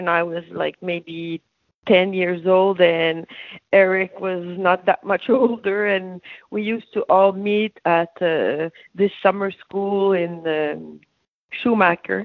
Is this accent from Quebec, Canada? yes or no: yes; Gatineau, Quebec, Canada; My hometown was Gatineau, so just beside Hull.